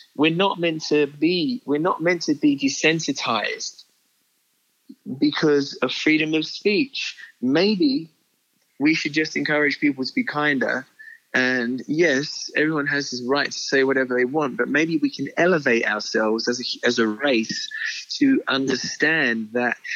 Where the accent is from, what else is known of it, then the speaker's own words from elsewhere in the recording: United Kingdom; I'm, as a British man